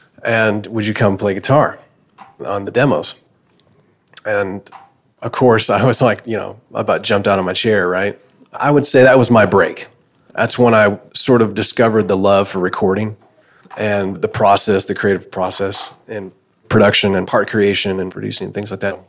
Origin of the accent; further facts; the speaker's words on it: Rockford, Illinois, United States; also born or lived in Atlanta; now in Nashville, United States; I'm from Rockford, Illinois, originally.